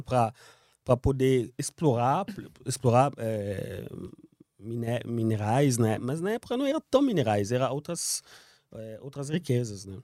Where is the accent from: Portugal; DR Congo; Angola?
DR Congo; Kinshasa; Portuguese is a second language; moved away as an adult; now in São Paulo, Brazil; Kinshasa, a cidade onde eu nasci também